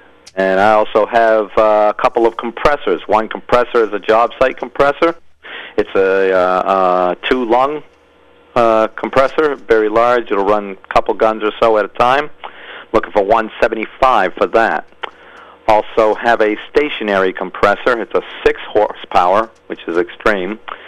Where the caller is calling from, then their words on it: Norway, Maine, United States; I am calling from Norway.